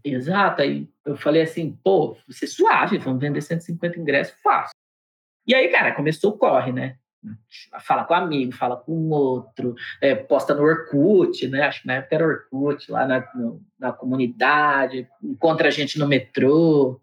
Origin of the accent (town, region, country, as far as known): Diadema, São Paulo, Brazil